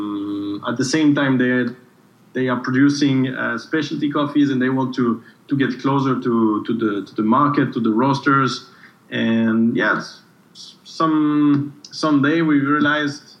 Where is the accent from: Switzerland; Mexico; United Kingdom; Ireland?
Switzerland; also born or lived in Geneva / Brazil; I come from Switzerland